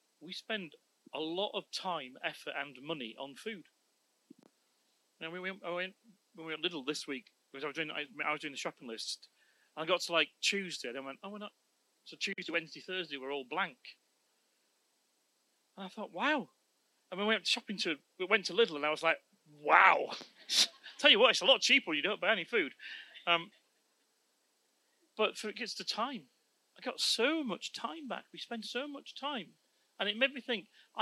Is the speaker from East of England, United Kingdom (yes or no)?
no; Yorkshire and the Humber, United Kingdom; I'm a Yorkshireman